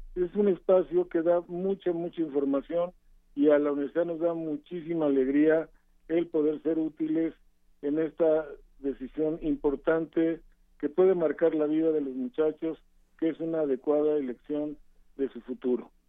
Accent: Mexico; somos mexicanos

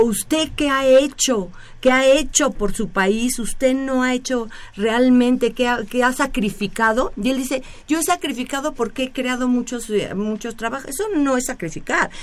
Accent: Mexico; nosotros aquí en México

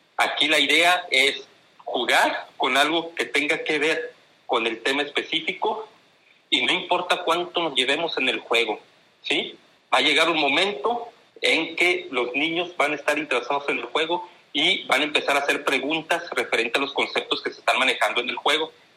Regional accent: Tampico, Tamaulipas, Mexico; accent: northern; also born or lived in Monterrey; now in Ciudad Victoria, Mexico; mi acento es diferente porque soy del norte, soy de, soy de Tamaulipas. Y bueno, pues eh, eh, me ha tocado, yo, yo, yo, nací en Tampico, Tamaulipas

